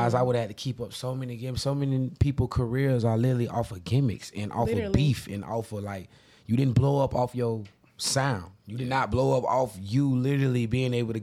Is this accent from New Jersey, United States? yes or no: no; Jacksonville, Florida, United States; That's how my upbringing was, especially in Jacksonville.